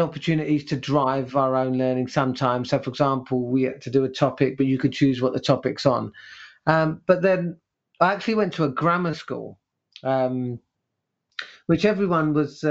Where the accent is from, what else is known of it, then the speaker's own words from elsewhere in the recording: London, United Kingdom; English is a second language; I was brought up in East Ham, which is in East London